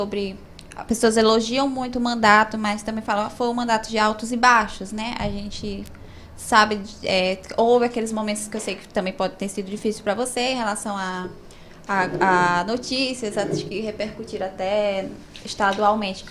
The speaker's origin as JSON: {"language": "Portuguese", "town": "Pindaré-Mirim", "region": "Maranhão", "country": "Brazil", "tie": "born or raised there"}